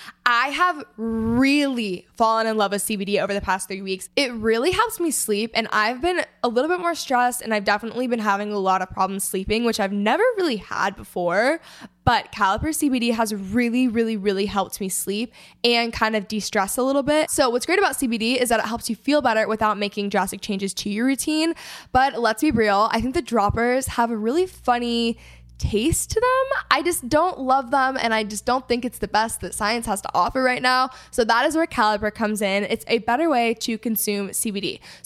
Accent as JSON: {"language": "English", "region": "Texas", "country": "United States", "said": "And I mean, I am from Texas, so I'm like all about Southern hospitality."}